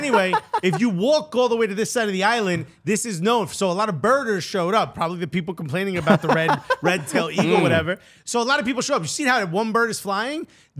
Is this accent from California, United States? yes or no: no; Newark, New Jersey, United States; I was raised in Newark, but I found myself in Europe.